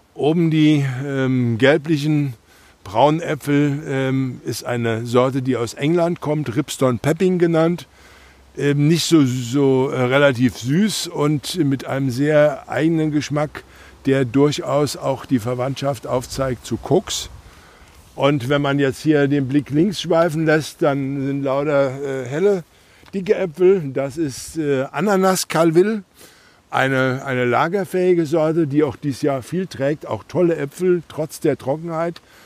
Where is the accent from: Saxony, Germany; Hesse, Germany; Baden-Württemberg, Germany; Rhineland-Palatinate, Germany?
Rhineland-Palatinate, Germany; Nassauer Land; born or raised there